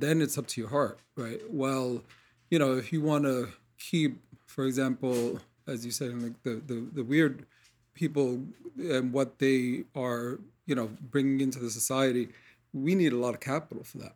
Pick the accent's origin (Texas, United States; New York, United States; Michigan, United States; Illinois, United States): New York, United States; New York City; I grew up in Corona, Queens